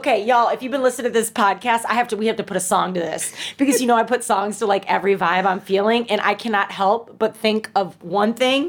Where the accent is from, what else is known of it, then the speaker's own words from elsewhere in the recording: St. Louis, Missouri, United States; I'm from St. Louis. So if that's surprising anyone, yeah, I have a St. Louis background and we loved ….